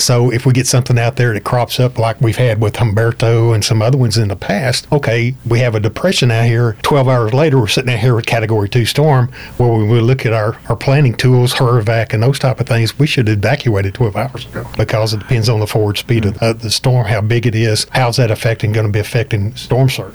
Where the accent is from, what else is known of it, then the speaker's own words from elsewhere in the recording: Highlands, Texas, United States; also born or lived in Liberty County, Texas / Webster, Texas; I've been around the Baytown area just about all my life. I grew up in Highlands